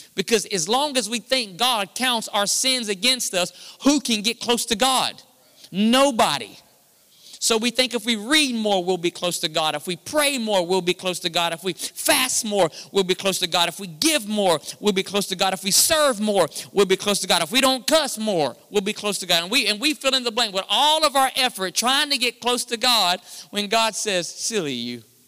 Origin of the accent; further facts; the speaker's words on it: United States; we're American Christians